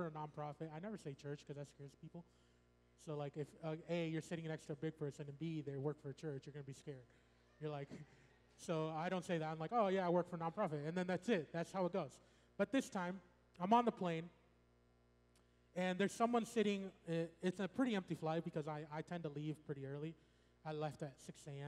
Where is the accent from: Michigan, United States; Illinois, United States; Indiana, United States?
Illinois, United States; suburbs of Chicago; moved away; I'm from the Illinois area, the suburbs of Chicago